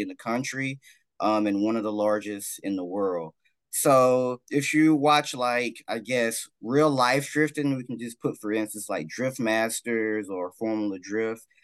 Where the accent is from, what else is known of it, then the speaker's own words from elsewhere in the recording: Dallas, Texas, United States; I'm from Dallas